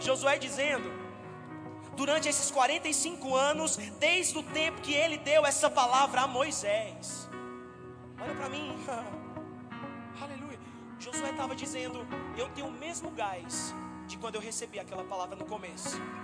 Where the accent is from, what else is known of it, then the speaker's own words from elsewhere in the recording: Campina Grande, Paraíba, Brazil; also born or lived in Democratic Republic of the Congo; Eu sou de Campina Grande, eu nasci na Paraíba, eu morei minha vida toda lá